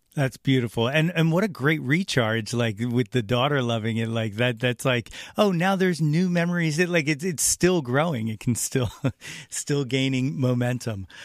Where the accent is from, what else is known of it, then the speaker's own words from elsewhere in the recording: North Wales, Pennsylvania, United States; I'm from North Wales, so I just always wanted to talk to him about the hometown.